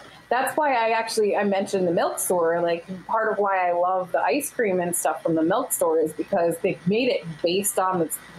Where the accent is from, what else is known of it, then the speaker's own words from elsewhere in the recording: Connecticut, United States; originally I'm from Connecticut